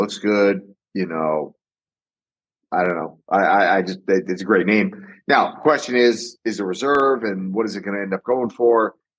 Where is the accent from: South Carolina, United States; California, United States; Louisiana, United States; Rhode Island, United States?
Rhode Island, United States; moved away; I'm from Rhode Island originally.